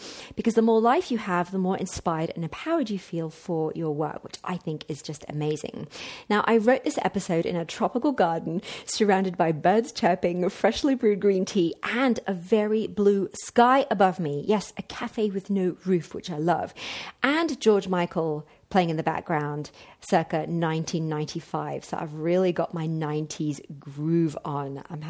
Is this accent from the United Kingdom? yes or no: no; Mexico; In fact, 3 bars better than it was in my hometown in Mexico.